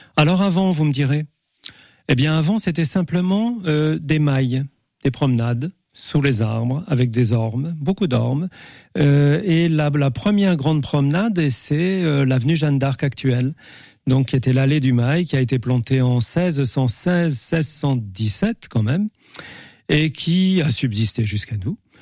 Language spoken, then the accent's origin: French; Épinal, Grand Est, France; moved away as an adult; also born or lived in Paris; now in Angers, France; je suis né à Épinal